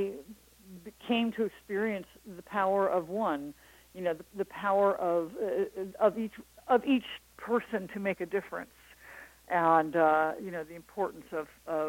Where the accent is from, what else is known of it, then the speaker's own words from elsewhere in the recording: Marin County, Northern California, United States; I'm from Northern California, Marin County